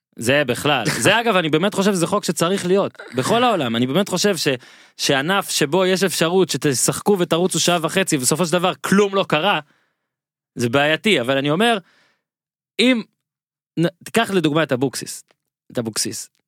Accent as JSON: {"language": "Hebrew", "region": "Northern District", "country": "Israel", "tie": "born or raised there", "said": "אני ממושב בצפון, מושב לידי ואיתי היה ביסודי"}